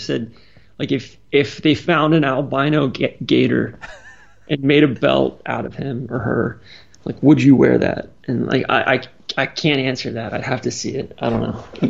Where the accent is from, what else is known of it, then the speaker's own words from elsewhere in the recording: Atlanta, Georgia, United States; I'm from Atlanta.